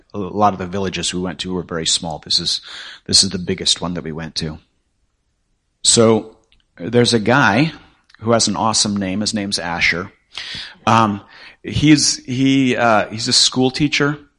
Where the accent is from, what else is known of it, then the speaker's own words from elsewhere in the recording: northwest Nepal, Nepal; moved away; that's actually where I grew up. I'm from Nepal.